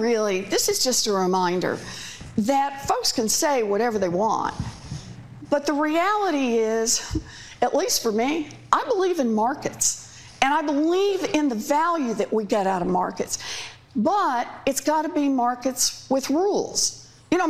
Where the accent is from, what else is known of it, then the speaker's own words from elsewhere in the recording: Oklahoma, United States; moved away; also born or lived in Massachusetts; Well, I grew up in Oklahoma.